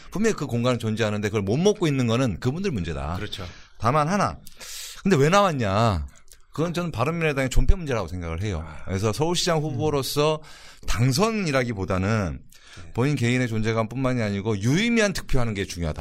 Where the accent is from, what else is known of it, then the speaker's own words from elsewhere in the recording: Honam, South Korea; 제가 또 호남 출신이고